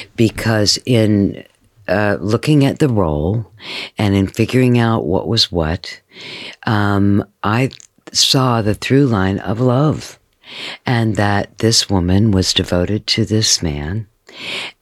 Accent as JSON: {"language": "English", "town": "Columbus", "region": "Ohio", "country": "United States", "said": "I'm from Columbus, Ohio"}